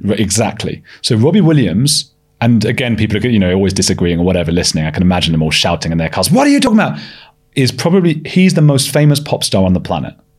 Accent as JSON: {"language": "English", "region": "London", "country": "United Kingdom", "tie": "born or raised there", "also_born_or_lived": "Leeds", "said": "I grew up in North London"}